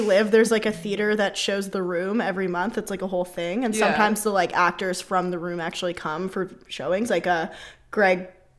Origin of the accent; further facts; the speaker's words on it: Canada; I'm Canadian